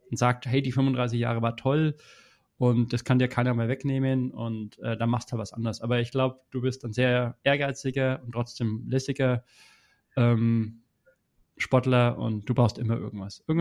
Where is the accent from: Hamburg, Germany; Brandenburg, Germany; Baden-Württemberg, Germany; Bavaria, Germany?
Bavaria, Germany; Teuschnitz; also ich komme aus Teuschnitz. Ungefähr. Also Franken ist ja groß, das ist das Problem. Franken ist ja größer als Bayern eigentlich.